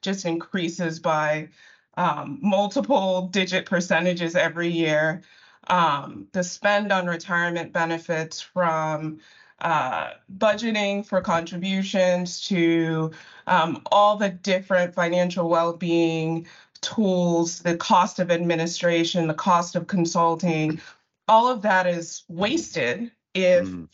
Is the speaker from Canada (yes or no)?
no; Nigeria; I'm Nigerian, and my ethnic group is Igbo